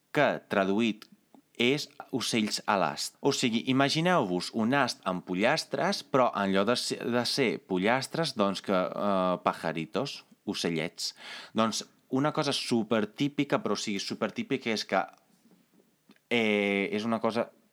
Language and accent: Catalan; Carmignano di Brenta, Veneto, Italy; moved away; jo sóc italià, jo vinc d'un poble que es diu Carmignano di Brenta i que es troba uns eh, 70 quilòmetres més o menys a l'interior del Veneto